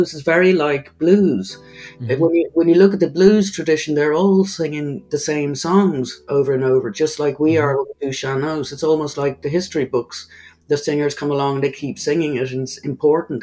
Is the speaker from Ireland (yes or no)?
yes; Ireland; accent: Irish; an Irish singer